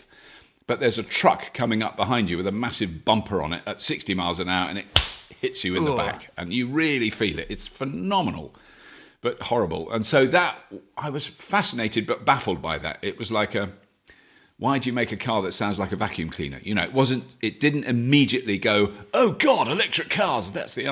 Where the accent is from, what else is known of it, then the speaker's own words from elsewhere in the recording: United Kingdom; I'm British